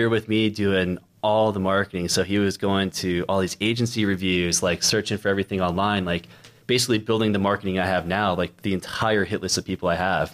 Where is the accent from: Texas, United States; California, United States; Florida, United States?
Florida, United States; Orlando; I base in Orlando, and I seriously did 2 shoots last year in all of Orlando, my hometown